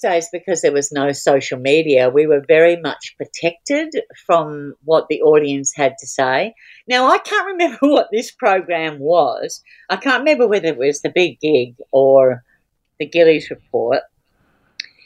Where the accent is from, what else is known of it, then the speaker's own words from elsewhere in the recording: Australia; an Australian woman stand-up comedian